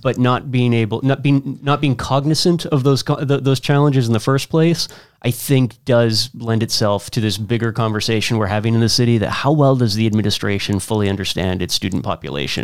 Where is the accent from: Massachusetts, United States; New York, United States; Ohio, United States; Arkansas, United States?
Massachusetts, United States; Worcester; as an Irish guy from the west side of Worcester who probably didn't get to the east side until sometime in my late teens